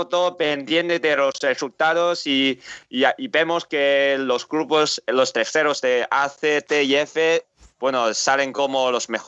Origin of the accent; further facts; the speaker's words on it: Spain; yo siempre soy de, soy de España